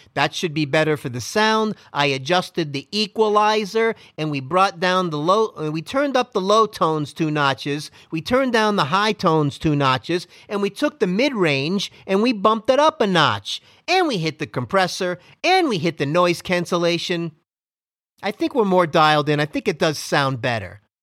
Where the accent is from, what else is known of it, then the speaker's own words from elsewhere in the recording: Miami, Florida, United States; I am from Miami, Florida